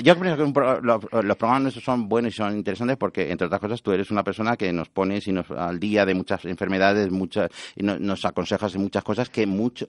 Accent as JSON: {"language": "Spanish", "country": "Spain", "said": "soy español 100%"}